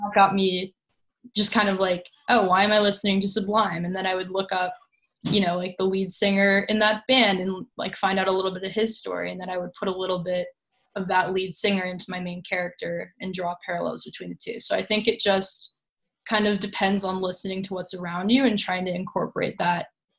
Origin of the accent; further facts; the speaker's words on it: California, United States; I've gotten a lot closer to my identity as Californian since going to college.